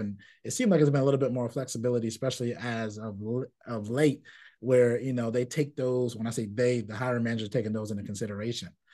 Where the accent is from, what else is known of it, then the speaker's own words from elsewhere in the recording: New York City, New York, United States; I grew up in Brooklyn in a community and a Caribbean community